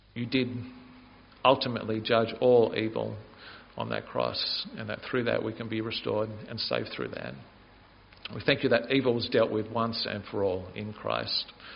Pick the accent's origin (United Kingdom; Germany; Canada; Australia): Australia; Canberra, Australian Capital Territory; I grew up in Canberra